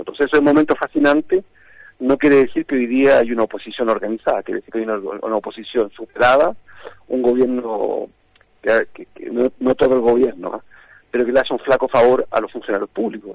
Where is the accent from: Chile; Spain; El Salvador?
Chile